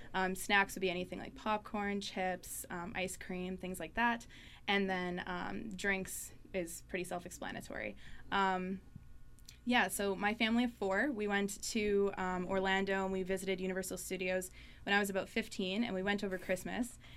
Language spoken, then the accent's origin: English; Thompson, Manitoba, Canada; moved away as an adult; I grew up in Thompson. Um, spent 18 years of my life there.